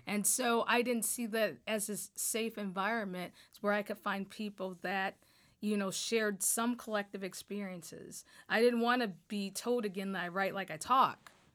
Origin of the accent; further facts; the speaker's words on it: Toledo, Ohio, United States; now in Michigan, United States; I grew up in Northwest Ohio, um, a community called Point Place